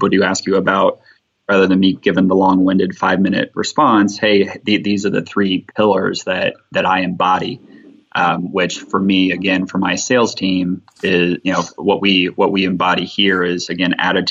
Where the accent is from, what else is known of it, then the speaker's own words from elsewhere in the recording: Ohio, United States; now in Alabama, United States; I'm from Ohio